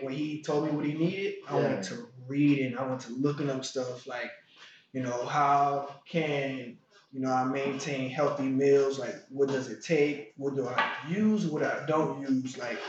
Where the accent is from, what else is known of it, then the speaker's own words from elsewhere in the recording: New Orleans, Louisiana, United States; now in New York, United States; I'm originally from New Orleans, Louisiana. Now I'm a resident of New York.